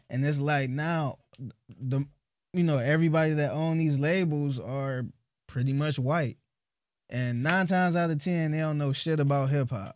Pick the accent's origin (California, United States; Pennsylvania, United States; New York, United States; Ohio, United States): Ohio, United States; Cleveland; I'm from Cleveland